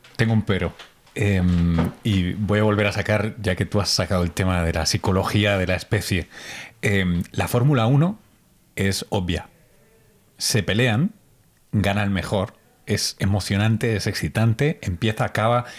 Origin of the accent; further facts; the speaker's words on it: Spain; como español